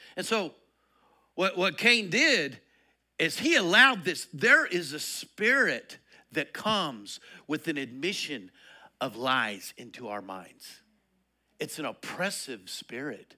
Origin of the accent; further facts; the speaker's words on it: Colorado, United States; now in Texas, United States; I grew up in Colorado